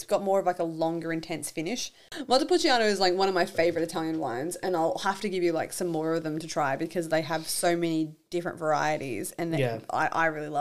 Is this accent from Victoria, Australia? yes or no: yes; Victoria, Australia; my home state